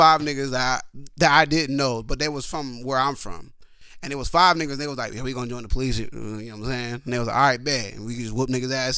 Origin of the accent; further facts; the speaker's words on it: Sacramento, California, United States; I'm from California, the capital